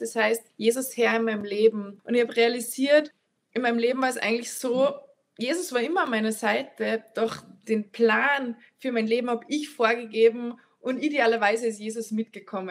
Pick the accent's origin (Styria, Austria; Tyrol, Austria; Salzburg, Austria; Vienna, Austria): Salzburg, Austria; Annaberg im Lammertal; now in Altenmarkt, Austria; Also ich komme ursprünglich aus den Bergen Salzburgs, aus Annaberg im Lammertal, bin jetzt verheiratet in Altenmarkt